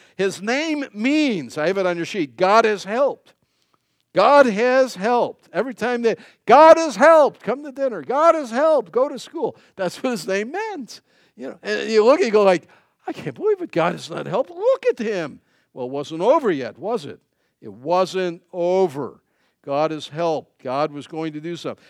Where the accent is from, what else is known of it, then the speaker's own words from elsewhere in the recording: United States; as an American